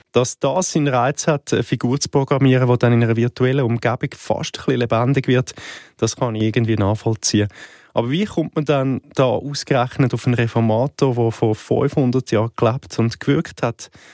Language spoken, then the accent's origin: German; Switzerland; auch bei uns in der Schweiz